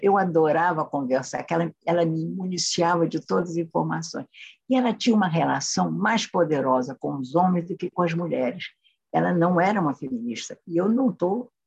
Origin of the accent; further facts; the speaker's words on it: Brazil; Hoje eu sou uma brasileira antiga, não anacrônica